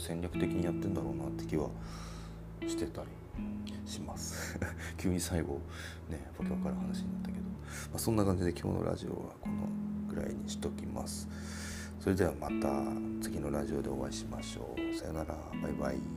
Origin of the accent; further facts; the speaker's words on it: Hokkaido, Japan; これは僕が北海道に生まれ育ったからっていうのもあるかもしれないですね。